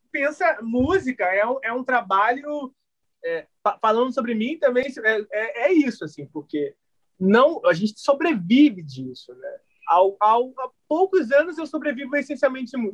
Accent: Rio de Janeiro, Brazil; Cara, eu jogava muito na rua, assim, eu sou de Realengo, e aí depois entrei na escolinha do Vasco.

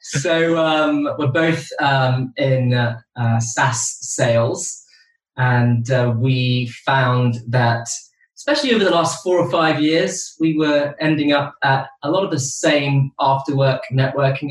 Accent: Brazil; moved away; I am originally from Brazil

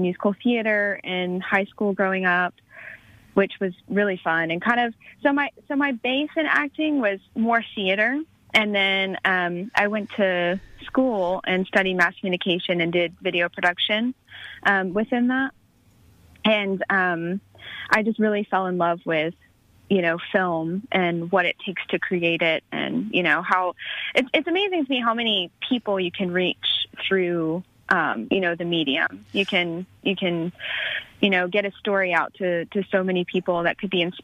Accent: Douglasville, Georgia, United States; I grew up in Douglasville, Georgia

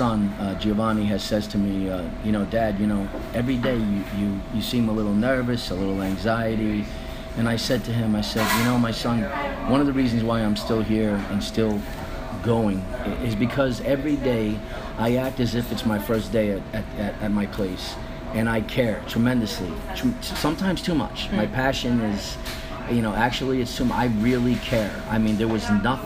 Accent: New York, United States; moved away; I am Italian from New York.

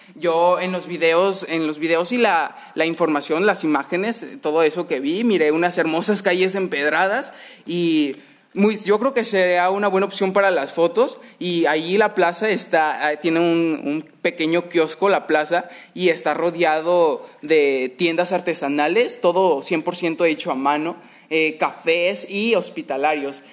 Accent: Mexico; como mexicanos, ya lo llevamos en la sangre

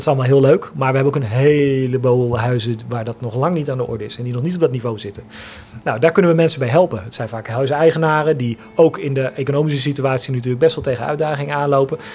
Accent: IJsselstein, Utrecht, Netherlands; also born or lived in Amsterdam / Eindhoven; zijn we uit Amsterdam verhuisd en in IJsselstein komen wonen

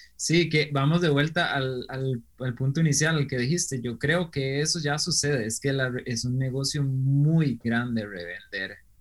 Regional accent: Costa Rica; also born or lived in Germany; yo soy un costarricense que le, decimos aquí Picos

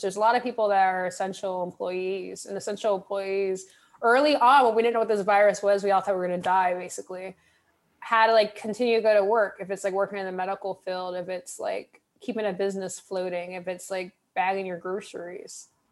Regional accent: California, United States; moved away; I'm originally from California

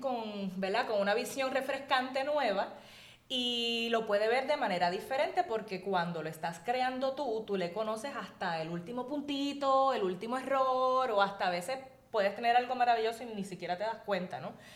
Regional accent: Hatillo, Puerto Rico; moved away as an adult; also born or lived in United States; yo estudié en una escuela pequeña en Atillo, en el colegio de Nuestra Señora del Carmen

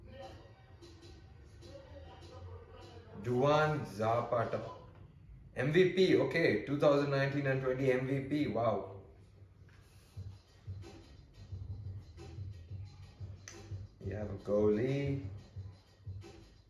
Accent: India; accent: Indian; me and my Indian accent

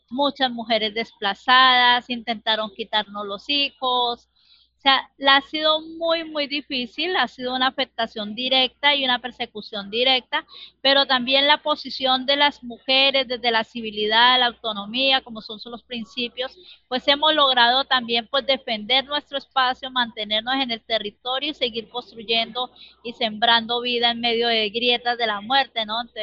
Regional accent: Bogotá, Colombia; born there; now in Barrancabermeja, Colombia; Yo nací en Bogotá, pero hace muchos años vivo en Barranca que ya me considero barranqueña.

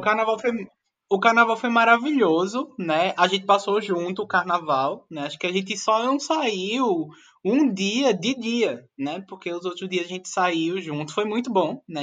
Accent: Pernambuco, Brazil; A gente, como pernambucano, está acostumado com frevo

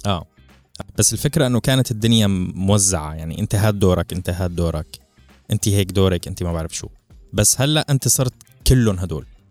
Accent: Syria; moved away; كحدا عايش بسوريا

